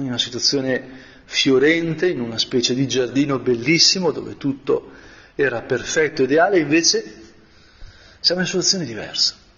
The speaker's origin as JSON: {"language": "Italian", "area": "Brianza", "region": "Lombardy", "country": "Italy", "said": "da buon Brianzolo"}